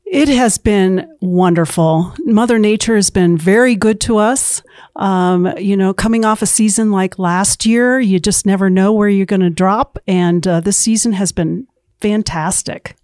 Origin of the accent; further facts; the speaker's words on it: central New Hampshire, United States; moved away as an adult; now in Utah, United States; I grew up in central New Hampshire